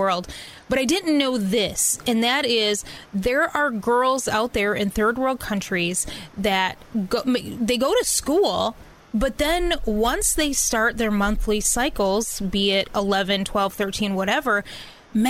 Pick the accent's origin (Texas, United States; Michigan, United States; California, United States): Michigan, United States; Lower; I'm from Michigan, but I'm the lower part of Michigan